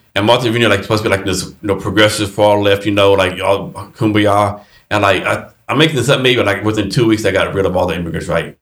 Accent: Texas, United States; I'm from Texas too

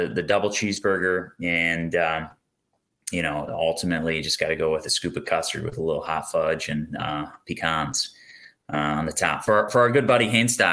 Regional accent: Maquoketa, Iowa, United States; we grew up in Eastern Iowa

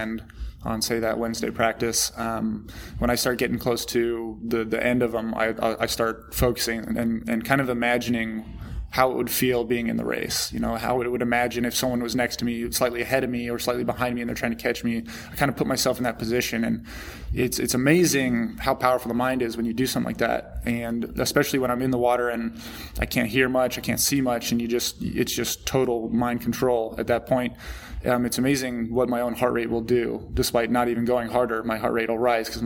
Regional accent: Southern Nevada, United States; I grew up swimming out in Southern Nevada in 110 degree heat in an 85 degree pool

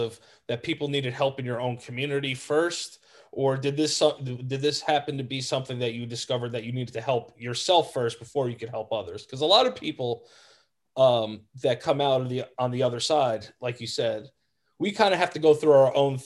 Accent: Yonkers, New York, United States; also born or lived in Hastings-on-Hudson, New York; I grew up in Westchester, New York, Yonkers and Hastings

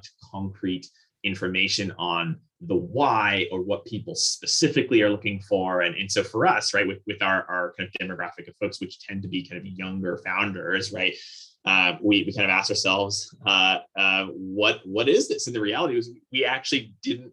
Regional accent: Vernon, New Jersey, United States; I grew up in actually kind of a really interesting town. So the town's called Vernon. It's in the northwesternmost county of New Jersey.

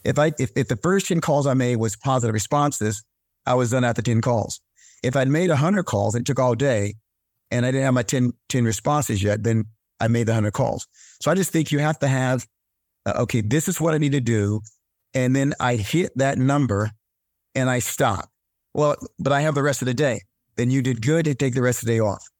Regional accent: North Carolina, United States; I grew up in North Carolina

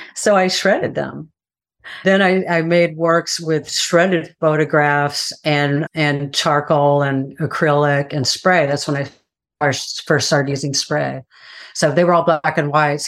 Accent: Texas, United States; moved away; I'm from Texas, and my family had a, a farm in Central Texas

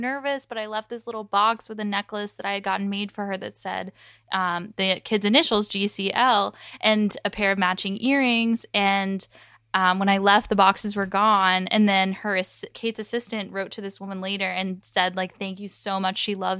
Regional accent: United States; especially as an American.

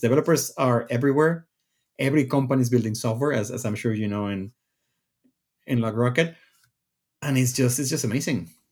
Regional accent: Mexico; moved away as an adult; also born or lived in Redmond, Washington, United States; I, I'm from Mexico. I went to school in Mexico, and then I moved to the U S once I got my C S degree.

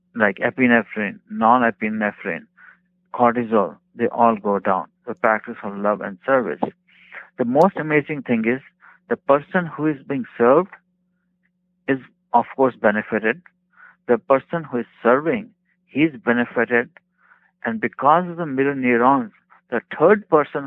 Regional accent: India; moved away as an adult; also born or lived in Bakersfield, California; now in United States

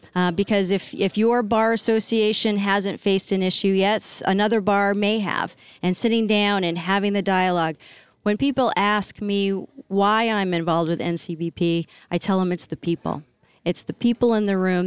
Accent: New Hampshire, United States; I'm from New Hampshire. I am a New Hampshirite

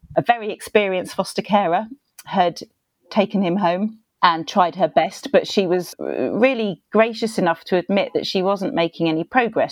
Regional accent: United Kingdom; accent: British; I'm British, so I have a distinctive accent

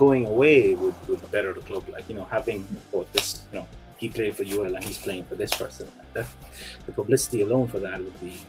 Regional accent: United States; now in Ireland; I'm American originally.

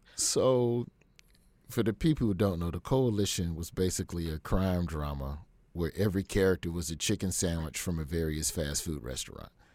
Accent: Alabama, United States; I grew up in Alabama and Alabama public schools

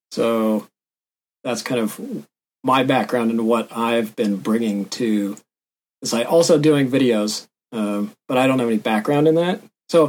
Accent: Washington, United States; I am from Washington State, and I went to school at Western Washington University, went through their industrial design program.

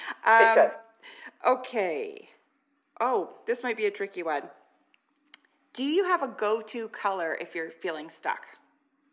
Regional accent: Okanagan, British Columbia, Canada; I grew up in the Okanagan, and tans were very important

